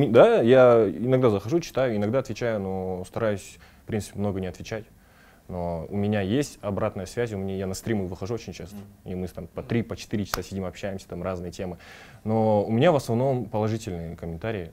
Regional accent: Kazakhstan; свой народ

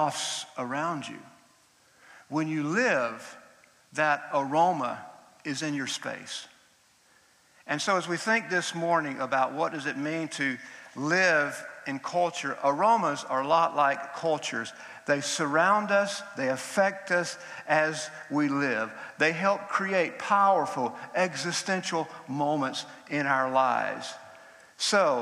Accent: Georgia, United States; moved away; I grew up in Georgia in the United States

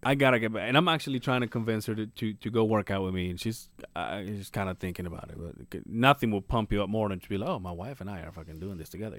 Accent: Mérida, Yucatán, Mexico; moved away; my hometown is Merida, but they call it La Blanca Merida

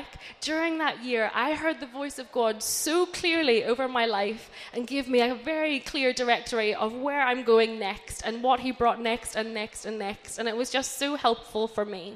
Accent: Northern Ireland, United Kingdom; moved away as an adult; also born or lived in Brighton; I grew up in Northern Ireland my whole life, and then I moved to university in Brighton when I was 18 years old.

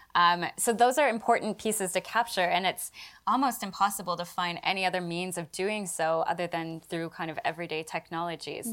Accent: Canada; now in United Kingdom; myself as a Canadian

